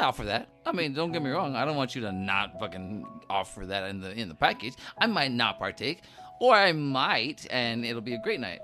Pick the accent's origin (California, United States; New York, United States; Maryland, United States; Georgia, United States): California, United States; Los Angeles; growing up in East, in, in East L